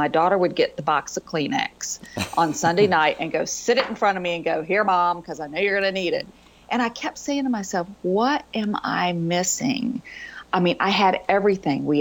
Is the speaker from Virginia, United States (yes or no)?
yes; Virginia, United States; I grew up in Virginia